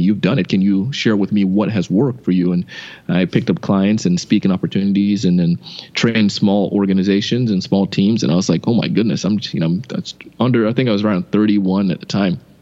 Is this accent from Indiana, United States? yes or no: no; West Palm Beach, Florida, United States; also born or lived in Idaho; I grew up here in West Palm, went to BYU Idaho, and then came back to Florida